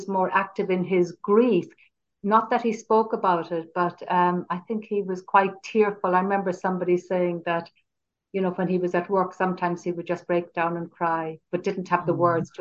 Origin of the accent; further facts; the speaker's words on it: Cork, Munster, Ireland; I'm from Cork